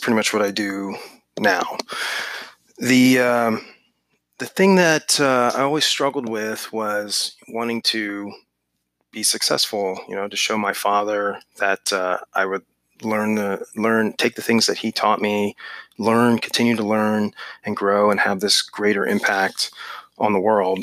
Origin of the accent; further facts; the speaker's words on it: Northern Virginia, United States; I grew up in Northern Virginia